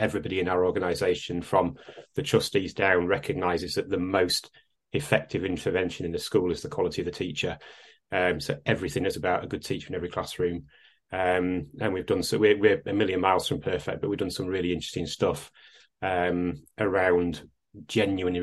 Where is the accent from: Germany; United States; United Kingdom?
United Kingdom; Salford, North West England; moved away; I am actually a Lancastrian. I was born in Salford.